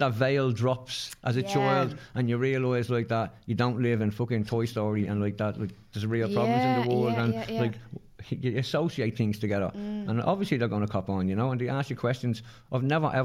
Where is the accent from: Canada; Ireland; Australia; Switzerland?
Ireland; Dublin, Leinster; We're from the Liberties. We're, like, we're from like a rebel area